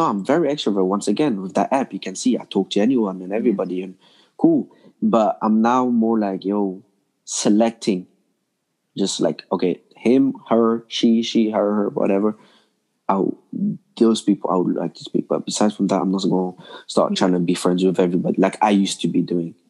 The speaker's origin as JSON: {"language": "English", "region": "London", "country": "United Kingdom", "tie": "born or raised there", "also_born_or_lived": "Congo", "moved": "yes", "lives_now": "Belgium", "said": "I grew up in London"}